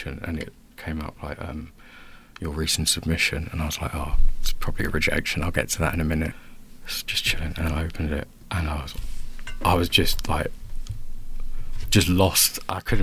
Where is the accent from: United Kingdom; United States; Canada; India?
United Kingdom; Basildon, East of England; We're both from Basildon